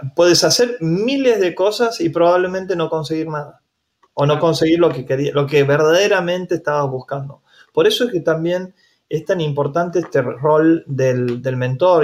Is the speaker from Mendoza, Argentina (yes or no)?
no; Santiago del Estero, Argentina; soy de Santiago del Estero